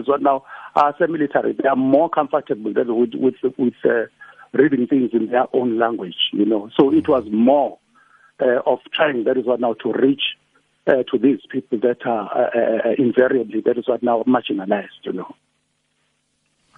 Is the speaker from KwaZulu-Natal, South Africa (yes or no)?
yes; Claremont, KwaZulu-Natal, South Africa; as a young boy growing up in Claremont